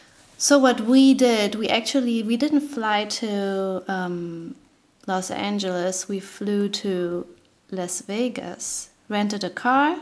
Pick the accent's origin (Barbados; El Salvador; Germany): Germany; also born or lived in Kentucky / Tennessee; now in New York, United States; I'm from Germany, it's different, like, you know, Kentucky, Tennessee. Was just a different world for me